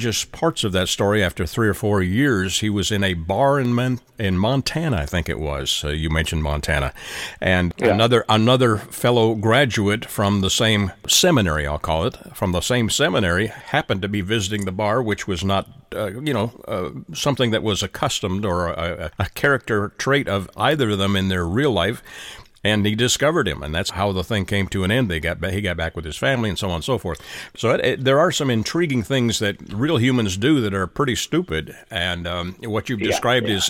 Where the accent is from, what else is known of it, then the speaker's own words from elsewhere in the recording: Canada; being a Canadian